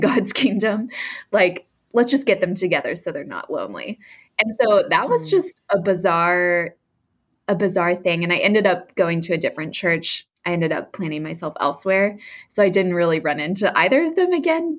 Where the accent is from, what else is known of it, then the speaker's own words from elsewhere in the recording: Texas, United States; now in New York, United States; I was raised in the South in a Christian family, specifically in Texas